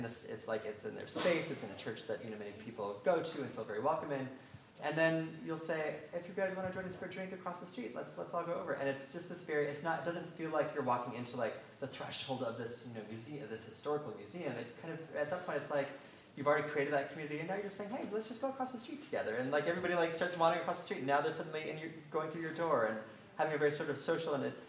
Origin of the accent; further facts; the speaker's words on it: Independence, Oregon, United States; Oh, cool. I'm from Independence, Oregon.